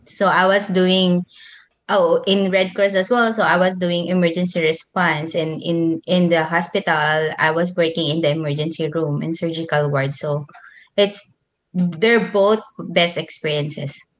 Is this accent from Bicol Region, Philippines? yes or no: no; Manila, Metro Manila, Philippines; moved away as an adult; also born or lived in Nueva Ecija; I grew up in Manila, but I was born in Nueva Ecija.